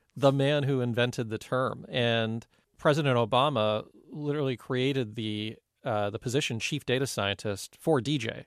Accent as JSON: {"language": "English", "area": "Silicon Valley", "region": "California", "country": "United States", "tie": "born or raised there", "said": "as a young Indian person here growing up in the Silicon Valley"}